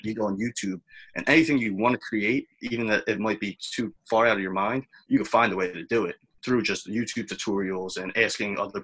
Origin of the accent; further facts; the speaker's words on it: Philadelphia, Pennsylvania, United States; I was in my hometown with my favorite team